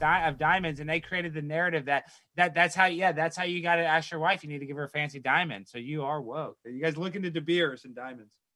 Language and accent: English; Dallas, Texas, United States; I grew up in Dallas, Texas.